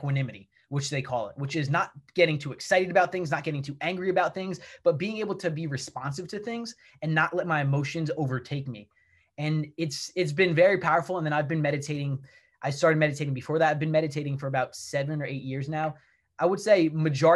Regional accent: New Jersey, United States; I grew up in New Jersey

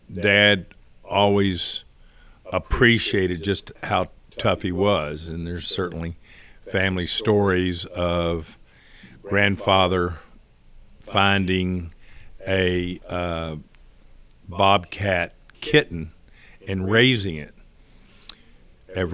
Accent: Houston, Texas, United States; born there; I was born here in Houston

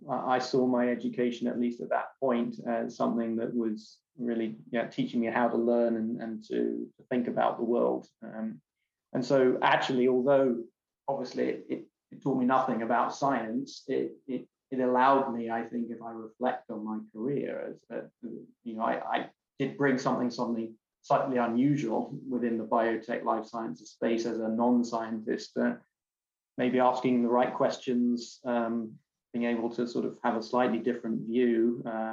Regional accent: London, United Kingdom; moved away as an adult; also born or lived in Bristol; now in California, United States; I'm born and bred in London

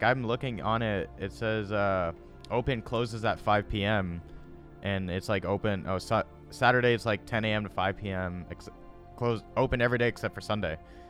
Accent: Dallas, Texas, United States; I'm from Dallas, by the way.

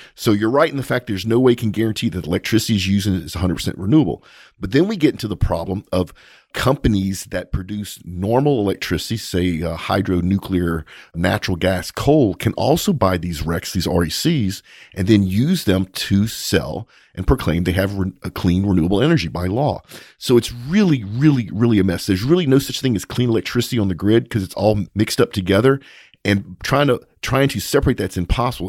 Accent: Texas, United States; we're from Texas

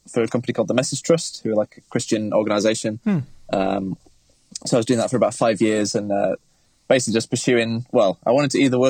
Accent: Manchester, North West England, United Kingdom; I'm from Manchester in the UK, and I'm kind of a creative guy all around.

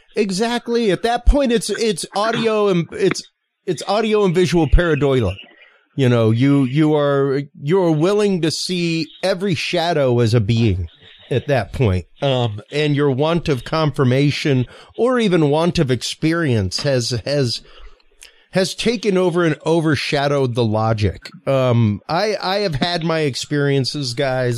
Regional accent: United States; I am American

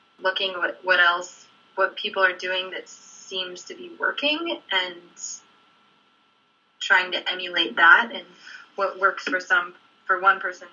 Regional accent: Denver, Colorado, United States; I grew up in Denver

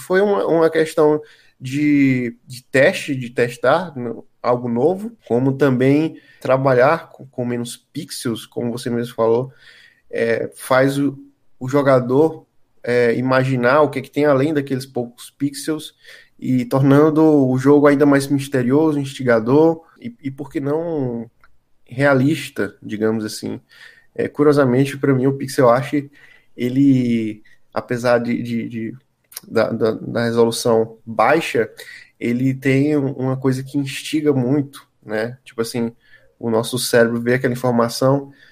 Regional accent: Piripiri, Piauí, Brazil; eu morava na minha infância, né? Uma casa lá em Piripiri

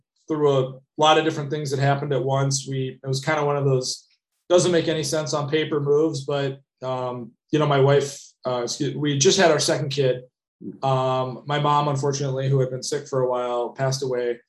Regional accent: Madison, Wisconsin, United States; also born or lived in San Francisco; now in Minneapolis, United States; I grew up in Madison, Wisconsin.

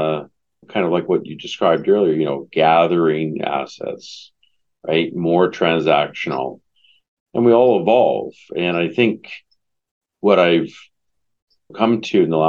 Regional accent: Vancouver, British Columbia, Canada; moved away as an adult; also born or lived in California, United States; I'm Canadian. I'm originally from Vancouver, spent 4 years down in the U.S., California, and then back more recently.

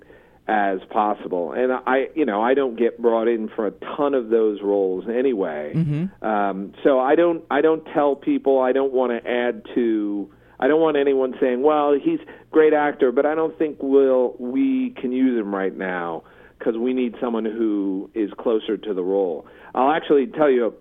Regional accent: East Coast, United States; growing up on the East Coast

